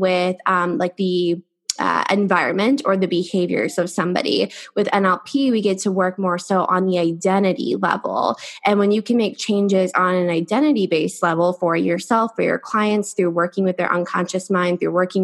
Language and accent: English; Ohio, United States; now in San Diego, United States; I come from Ohio and I live in San Diego now